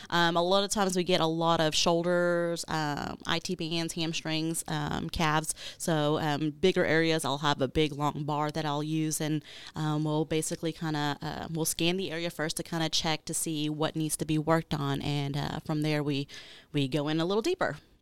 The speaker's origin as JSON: {"language": "English", "town": "Arlington", "region": "Texas", "country": "United States", "also_born_or_lived": "Houston, Texas / Beaumont, Texas", "said": "I'm originally from Arlington, Texas"}